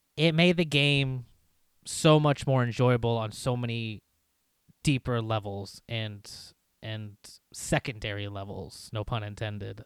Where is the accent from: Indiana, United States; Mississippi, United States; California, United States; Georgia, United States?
Indiana, United States; We grew up in Indiana